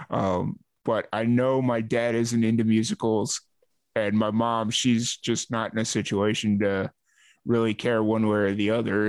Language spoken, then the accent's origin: English; Chicago, Illinois, United States; I'm from Chicago